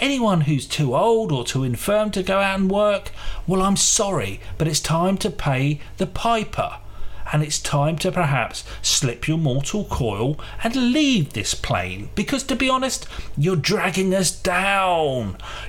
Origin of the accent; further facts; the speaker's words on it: Bradford, Yorkshire and the Humber, United Kingdom; I'm from Bradford. You know that my family, they're immigrants.